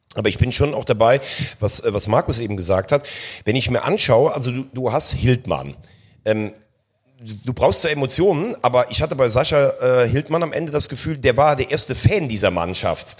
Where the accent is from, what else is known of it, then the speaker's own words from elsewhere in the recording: near Koblenz, Rhineland-Palatinate, Germany; Ich komme mal halt aus der Nähe von Koblenz